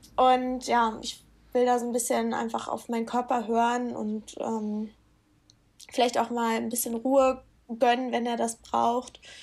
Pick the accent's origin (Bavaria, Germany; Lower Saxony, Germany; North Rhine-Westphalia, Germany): Lower Saxony, Germany; wir kommen ja aus Norddeutschland beide oder also Niedersachsen